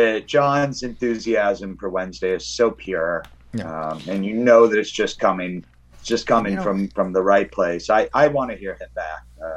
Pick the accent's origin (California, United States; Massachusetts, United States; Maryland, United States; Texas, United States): Massachusetts, United States; Boston; As a Bostonian